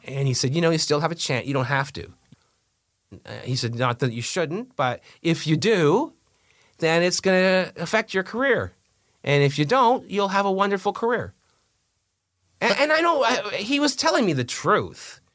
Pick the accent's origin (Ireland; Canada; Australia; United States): Canada; We're the ones in trouble. It's the Anglos that are in trouble